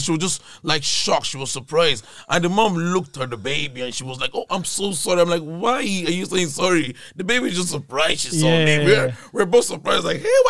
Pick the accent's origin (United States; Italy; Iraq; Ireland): Ireland; Sligo, Connacht